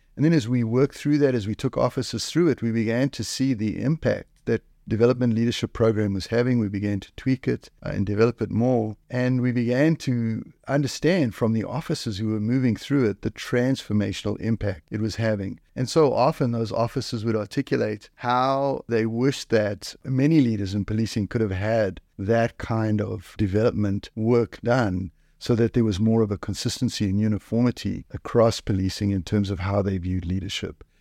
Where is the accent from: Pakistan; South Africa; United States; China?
South Africa; now in Canada; I come from South Africa. South Africa